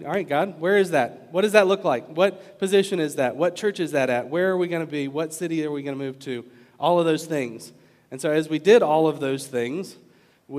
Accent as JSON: {"language": "English", "region": "Virginia", "country": "United States", "moved": "as an adult", "lives_now": "Orange County, California, United States", "said": "a guy like me from Virginia. My silly accent that you guys all hear, even though I don't hear it."}